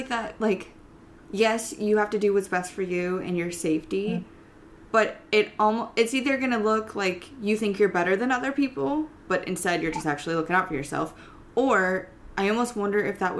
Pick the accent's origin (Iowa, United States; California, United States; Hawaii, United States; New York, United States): Iowa, United States; now in Ohio, United States; and you know, I'm totally fine with letting people know that, like, I live in Ohio.